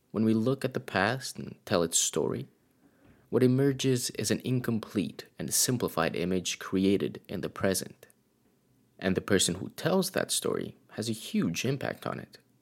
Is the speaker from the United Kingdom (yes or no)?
no; Romania; moved away; I was born and raised in Romania, and though I no longer live there